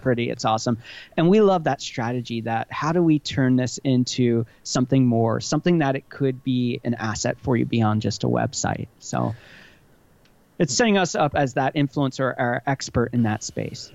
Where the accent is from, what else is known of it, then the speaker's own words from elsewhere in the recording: Hershey, Pennsylvania, United States; moved away; I grew up right outside of Hershey, Pennsylvania